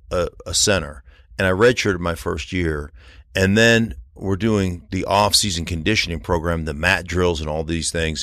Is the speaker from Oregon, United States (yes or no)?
no; Anchorage, Alaska, United States; moved away as an adult; also born or lived in Idaho; now in Colorado, United States; I grew up in Alaska